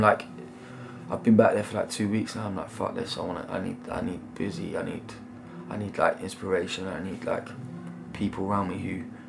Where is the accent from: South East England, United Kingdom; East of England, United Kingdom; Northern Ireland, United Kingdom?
East of England, United Kingdom; Bedford; also born or lived in London; I grew up in Bedford.